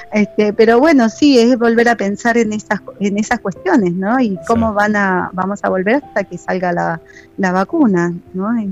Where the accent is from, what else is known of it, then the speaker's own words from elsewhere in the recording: Argentina; Nosotros como argentinos tenemos esta costumbre